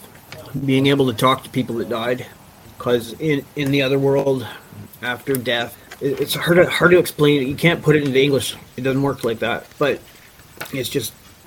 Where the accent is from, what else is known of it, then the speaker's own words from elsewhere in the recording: Vancouver, British Columbia, Canada; also born or lived in Nelson; now in Cranbrook, Canada; I grew up in Vancouver